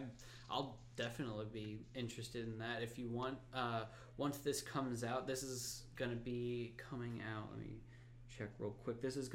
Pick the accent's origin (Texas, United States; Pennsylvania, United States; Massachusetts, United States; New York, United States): Pennsylvania, United States; I'm actually from Pennsylvania